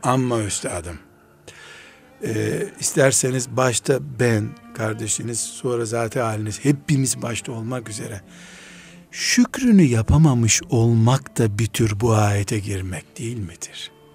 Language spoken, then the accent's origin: Turkish; Black Sea Region, Turkey; ben Karadenizliyim.